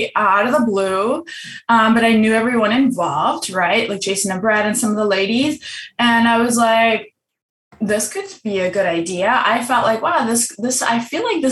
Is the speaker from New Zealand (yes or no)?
no; Germany; moved away; I'm from Germany.